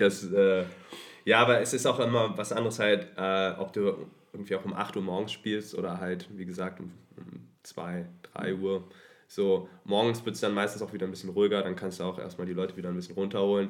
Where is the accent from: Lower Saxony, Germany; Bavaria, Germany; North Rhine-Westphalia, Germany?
Lower Saxony, Germany; Hanover; moved away as an adult; now in Berlin, Germany; mittlerweile wohnhaft in Berlin, ursprünglich mhm. aus Hannover